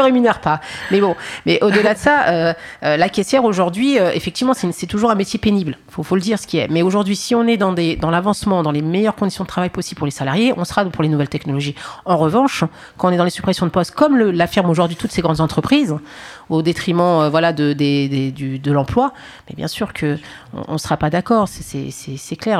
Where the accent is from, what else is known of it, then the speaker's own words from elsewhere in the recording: Paris, Île-de-France, France; je suis née en France, je suis née au Paris 20, j'ai fait mes études en France